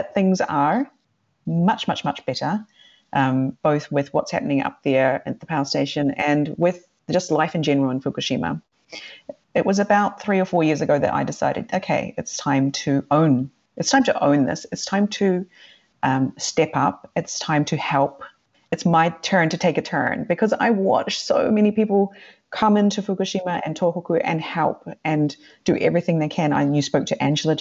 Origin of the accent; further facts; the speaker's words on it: New Zealand; also born or lived in Sweden; now in Japan; As a New Zealander